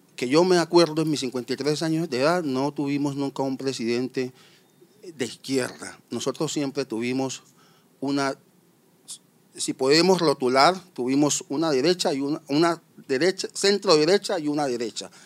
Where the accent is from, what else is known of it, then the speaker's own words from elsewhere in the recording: Colombia; los compatriotas colombianos